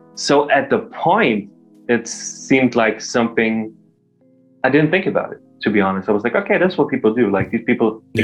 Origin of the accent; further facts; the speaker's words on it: Germany; moved away as an adult; also born or lived in London, United Kingdom; I come from Germany originally. I'm actually moved back to Germany during the pandemic.